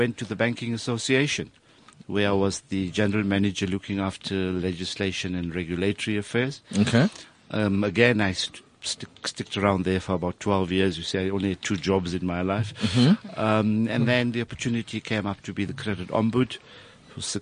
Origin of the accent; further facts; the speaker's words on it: Middelburg, Mpumalanga, South Africa; moved away as an adult; also born or lived in Johannesburg; I'm originally from Mpumalanga in Middelburg